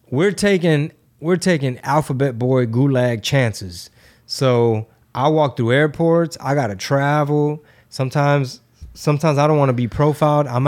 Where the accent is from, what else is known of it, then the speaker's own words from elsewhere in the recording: Missouri, United States; You know, we're in Texas. You know, we're from Missouri.